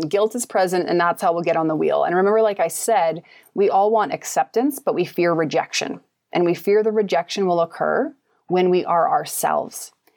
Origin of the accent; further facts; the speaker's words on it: Kamloops, British Columbia, Canada; moved away as an adult; now in Shaunavon, Canada; I live in Shaunavon, Saskatchewan now, but I'm from Kamloops, B C originally.